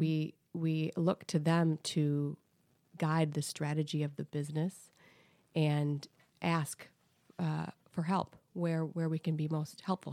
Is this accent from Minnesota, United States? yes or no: yes; Saint Paul, Minnesota, United States; So, I grew up in Saint Paul, Minnesota.